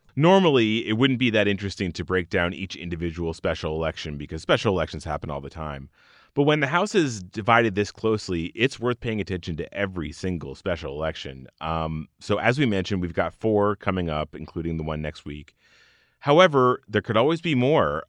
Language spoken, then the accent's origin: English; Arizona, United States; it's my home state